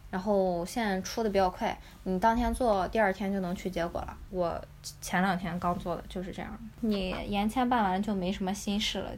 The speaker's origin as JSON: {"language": "Chinese", "country": "China", "moved": "as an adult", "lives_now": "Yekaterinburg, Russia", "said": "我们中国人"}